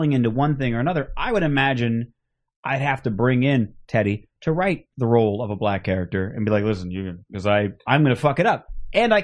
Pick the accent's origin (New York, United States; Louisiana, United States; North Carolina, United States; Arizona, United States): Arizona, United States; Phoenix; now in Los Angeles, United States; Growing up in Phoenix